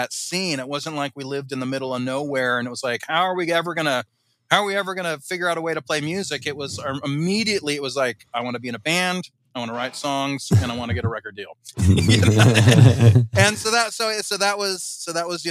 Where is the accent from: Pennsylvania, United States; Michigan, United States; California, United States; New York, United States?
California, United States; Southern; also born or lived in Boston; I grew up in Southern California